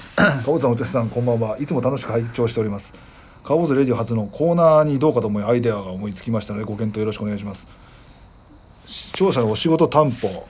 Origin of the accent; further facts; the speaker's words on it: Hokkaido, Japan; その札幌選抜で大阪行った時も、北海道出身